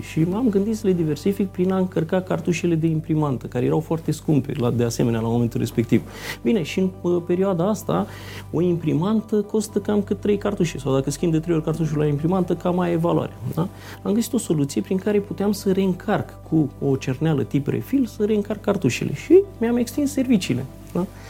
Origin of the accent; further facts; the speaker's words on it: Brașov area, Brașov County, Romania; moved away as an adult; also born or lived in Craiova, Romania; now in Iași, Romania; Deci eu provin din zona Brașovului, dar m-am născut la Craiova